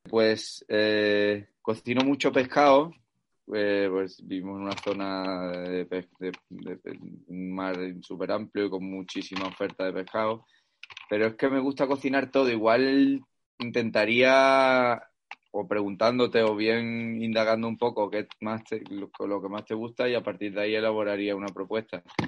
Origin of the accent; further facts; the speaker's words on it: Cádiz, Andalusia, Spain; also born or lived in Seville; now in El Puerto de Santa María, Spain; más cerca de la familia, nuestra tierra al final, ¿sabes? Que Sevilla también mi tierra, pero, pero más cerca de Cádiz